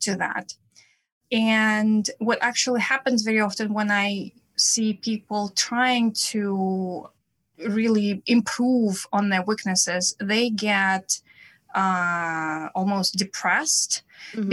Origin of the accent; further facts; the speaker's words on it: Saint Petersburg, Russia; accent: Russian; English is a second language; also born or lived in Prague / Vienna / San Francisco Bay Area; now in New York City, United States; I am originally from Russia, as you can probably hear by my accent, from St. Petersburg, Russia.